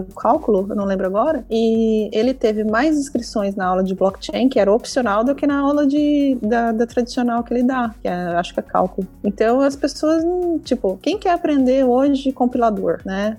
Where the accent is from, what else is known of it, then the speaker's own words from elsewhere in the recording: Brazil; moved away as an adult; quando eu saí do Brasil